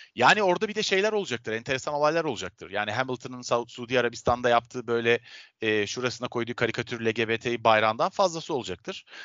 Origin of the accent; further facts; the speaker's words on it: Istanbul, Turkey; ben Avrupa yakasında doğdum, büyüdüm, yaşıyorum.